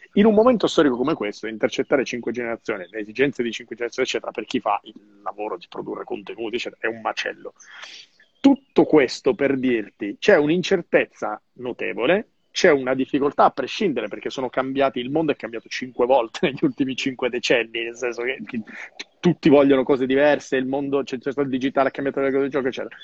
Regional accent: Calabria, Italy; sulla mia Calabria

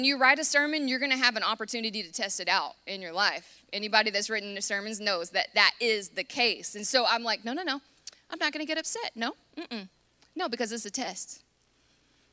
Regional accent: United States; as an American

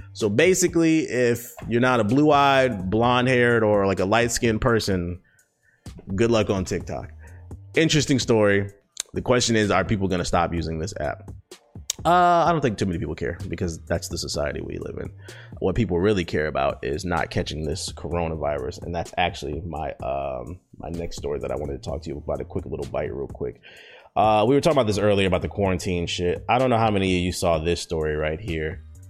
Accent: United States; first language English; As an American

